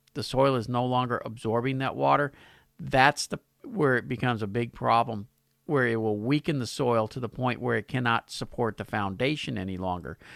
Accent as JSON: {"language": "English", "town": "Pasadena", "country": "United States", "tie": "born or raised there", "said": "my hometown of Pasadena"}